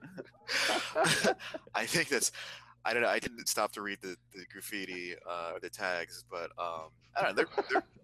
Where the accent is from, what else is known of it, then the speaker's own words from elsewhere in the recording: Midwest, United States; we're all from the Midwest